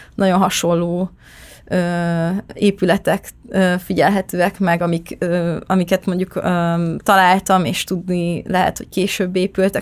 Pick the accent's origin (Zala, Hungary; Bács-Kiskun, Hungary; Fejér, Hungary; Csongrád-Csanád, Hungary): Zala, Hungary; Nagykanizsa; born or raised there